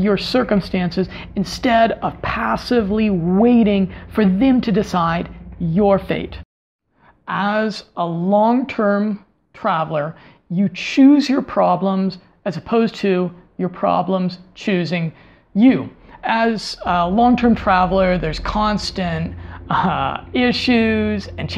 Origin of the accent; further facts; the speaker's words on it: United States; moved away; as an American, as an outsider, as someone from a culture that is different